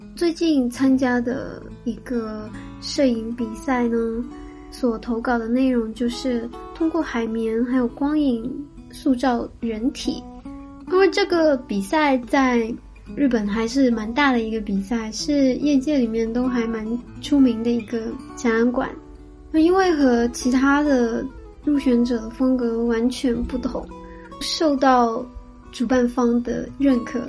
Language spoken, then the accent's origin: Chinese; Shanghai, China; moved away as an adult; also born or lived in Kyoto, Japan; now in Tokyo, Japan; 我是上海长大的，接触摄影的时候应该是小学